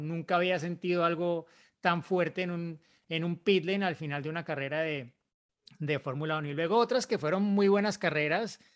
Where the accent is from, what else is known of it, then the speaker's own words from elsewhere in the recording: Monterrey, Nuevo León, Mexico; soy de Monterrey, México